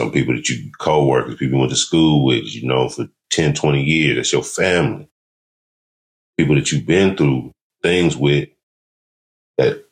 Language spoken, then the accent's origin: English; California, United States; I'm from California